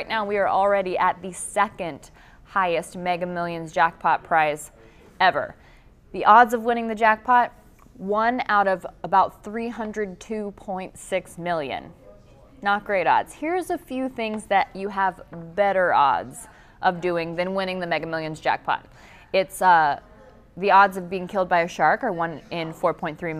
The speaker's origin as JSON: {"language": "English", "town": "Canton", "region": "Ohio", "country": "United States", "tie": "born or raised there", "said": "in Canton, in my hometown"}